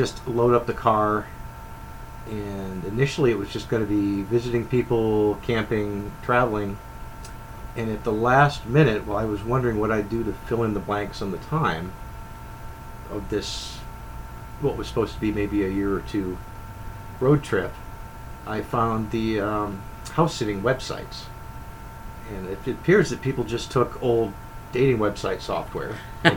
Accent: New Hampshire, United States; moved away as an adult; also born or lived in Southern Florida; growing up in New Hampshire

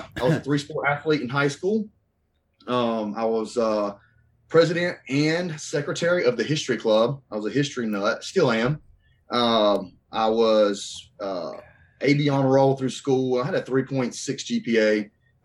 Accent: North Carolina, United States; also born or lived in Asheboro, North Carolina / Randleman, North Carolina; I grew up in a small town here in North Carolina, born and raised

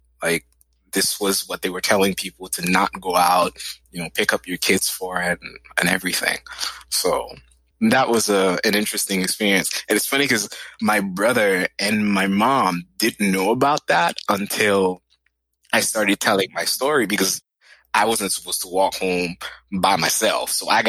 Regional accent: Boston, Massachusetts, United States; born there; First, my brother was born in New York. I was born in Boston.

